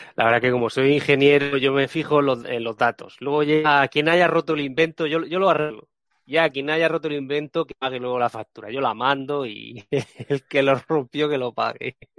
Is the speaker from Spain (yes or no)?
yes; Region of Murcia, Spain; soy de Murcia